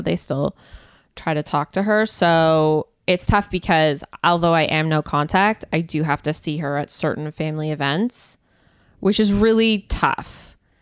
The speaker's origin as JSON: {"language": "English", "country": "Canada", "said": "I'm from Canada"}